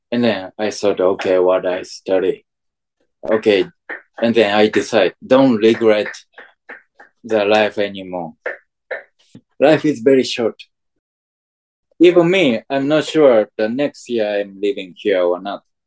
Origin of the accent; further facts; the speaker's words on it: Japan; English is a second language; I'm from Japan